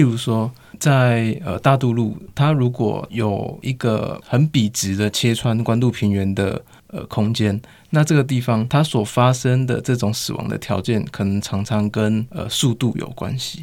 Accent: Taiwan; also born or lived in Guanxi, Hsinchu / Zhongli, Taoyuan; 我的老家，就是桃园新，呃，新竹关西那一带，但后来有搬出来到，呃，外面，就是现在的中立那附近

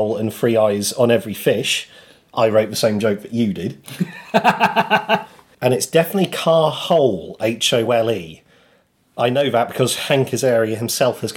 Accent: United Kingdom; as a British person

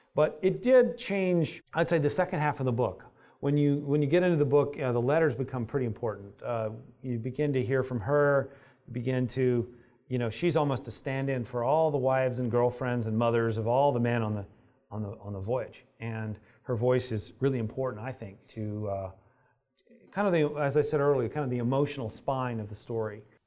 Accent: United States; I'm an American

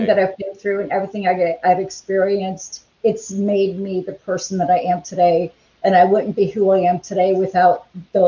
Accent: Chicago, Illinois, United States; moved away; And I'm originally from Chicago.

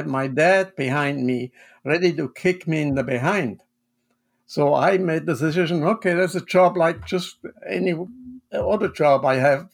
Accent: Basel, Basel-Stadt, Switzerland; English is a second language; moved away as an adult; now in Monroe, Connecticut, United States; I'm from the German-speaking part of Switzerland

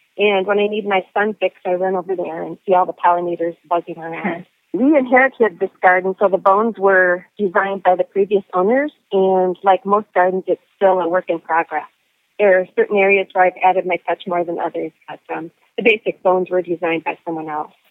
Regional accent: Ontario, Canada; I'm from Ontario

